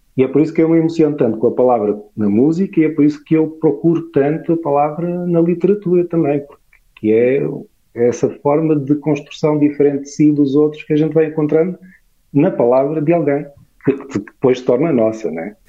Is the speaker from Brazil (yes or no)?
no; Portugal